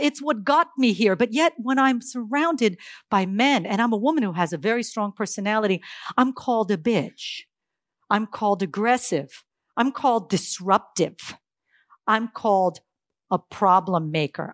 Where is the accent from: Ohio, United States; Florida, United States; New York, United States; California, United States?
California, United States; Silicon Valley; I'm from Silicon Valley, California